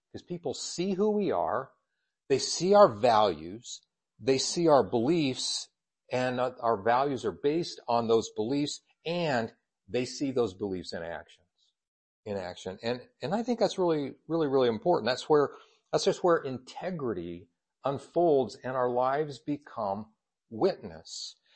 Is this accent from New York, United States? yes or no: no; Colorado Springs, Colorado, United States; also born or lived in Kansas / Indiana; now in Idaho, United States; I was born in Colorado Springs